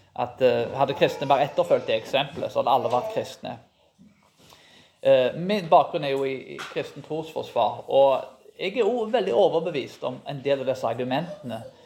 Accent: Karmøy, Rogaland, Norway; Jeg vokste jo opp på Karmøy

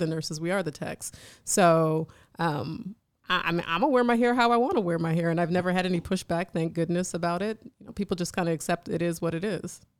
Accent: Jamaica; I'm Jamaican

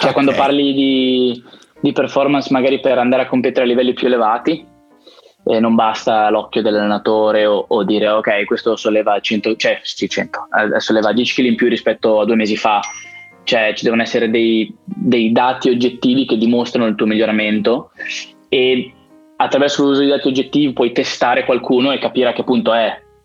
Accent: Biella, Piedmont, Italy; also born or lived in Turin / Scotland; io son di, son di Biella

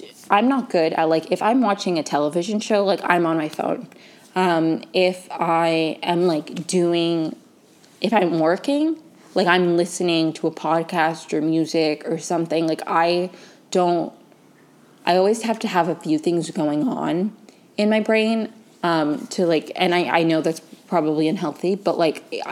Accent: right outside of DC, Maryland, United States; moved away as an adult; now in Los Angeles, United States; I grew up in Maryland right outside of DC

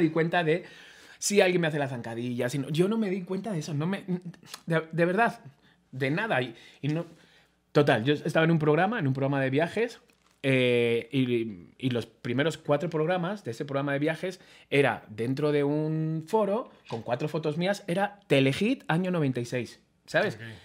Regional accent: Spain; soy español

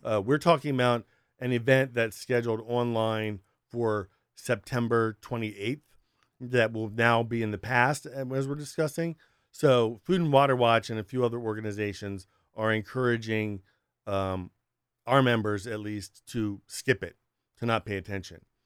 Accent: Sussex County, Delaware, United States; I was raised in Sussex County, Delaware

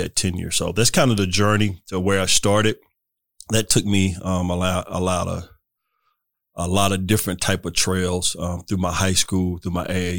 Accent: Simpsonville, South Carolina, United States; also born or lived in Louisville, Kentucky; now in Hickory, United States; I'm originally from South Carolina, Simpsonville, South Carolina.

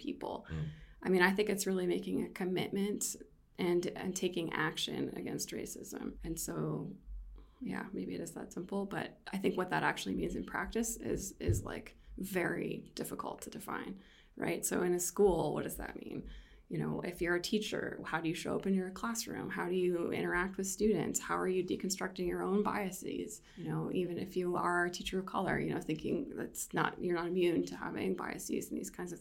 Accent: Erie, Pennsylvania, United States; moved away; also born or lived in Syracuse, New York; I'm from Erie, Pennsylvania.

